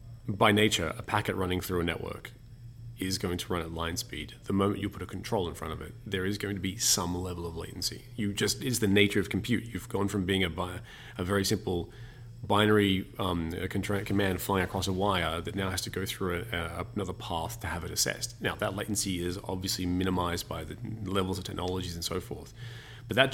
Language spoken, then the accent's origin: English; Australia; now in Germany; as the Australian living in Germany